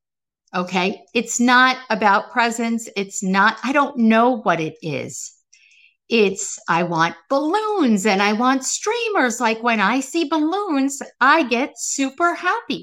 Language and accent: English; Baldwin, New York, United States; I grew up on Roosevelt Street. This is in Baldwin, New York, in Long Island.